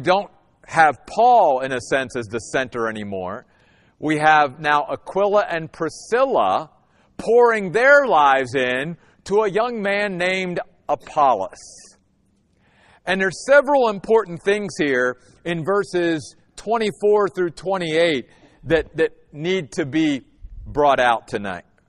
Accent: Western Maryland, United States; now in Phoenix, United States; I grew up in Western Maryland.

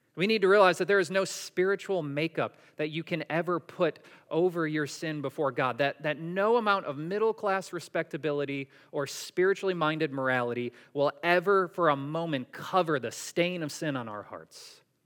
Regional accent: Syracuse, New York, United States; I grew up in Syracuse, New York

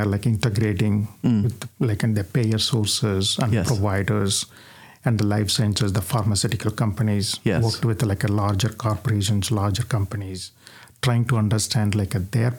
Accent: India; moved away as an adult; now in Sterling, United States; We both, myself and my wife, Nimi, we came from India in the early 20s.

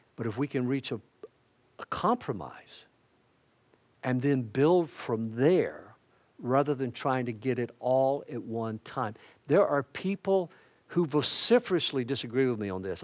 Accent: the South, United States; I'm a Southerner

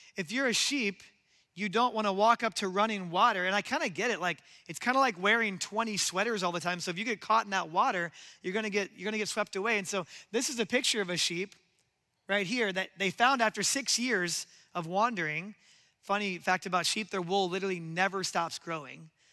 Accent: Omaha, Nebraska, United States; I grew up in Nebraska and Omaha

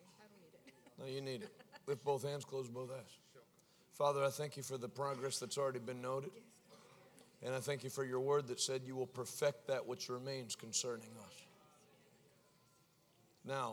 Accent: Pittsburgh, Pennsylvania, United States; I'm from Pittsburgh

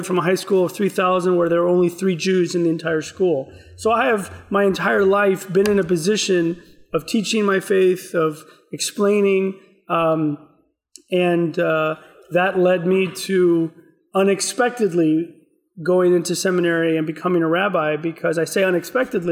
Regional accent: Houston, Texas, United States; I grew up in outside of Houston, Texas

